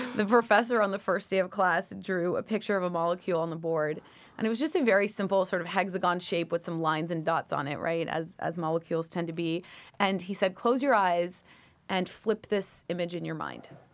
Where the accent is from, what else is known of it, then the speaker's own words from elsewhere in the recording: Toronto, Ontario, Canada; moved away as an adult; also born or lived in Washington, D.C.; now in United States; childhood in Toronto was great.